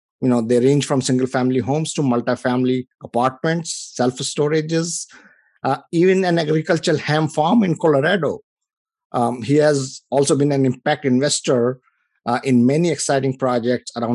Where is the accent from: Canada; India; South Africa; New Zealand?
India; moved away as an adult; now in United States; I come from India. You know, I came here about 25 years ago.